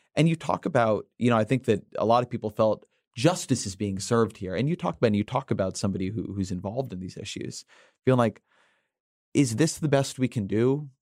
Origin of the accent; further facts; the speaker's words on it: California, United States; now in Washington, D.C., United States; I am from California